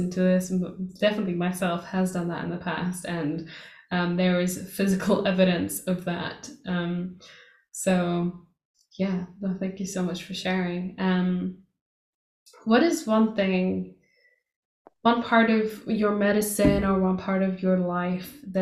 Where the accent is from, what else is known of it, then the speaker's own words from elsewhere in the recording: Portugal; moved away; that's exactly how I grew up in Portugal